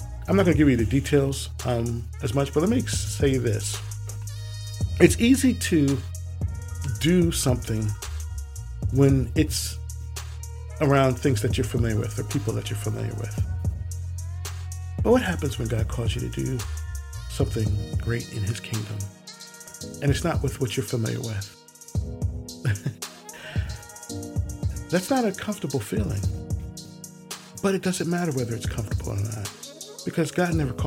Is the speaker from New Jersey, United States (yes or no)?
yes; Willingboro, New Jersey, United States; growing up in Willowboro, I lived in a park which y'all usually refer to as subdevelopment or development, called Garfield North Park